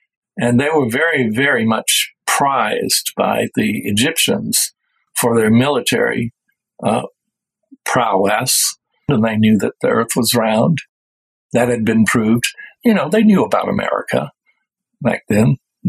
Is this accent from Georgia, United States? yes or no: yes; Georgia, United States; I was born in Georgia, in the heart of the old Cherokee nation, and my mother was a double descendant of the last grand chief of the Cherokee people.